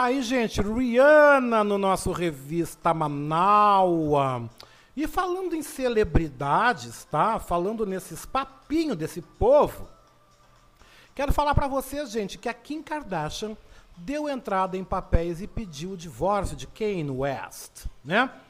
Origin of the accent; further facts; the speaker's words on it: Rio Grande, Rio Grande do Sul, Brazil; now in Porto Alegre, Brazil; Mas com dois mesinhos de vida bem bonitinho, eu fui para Rio Grande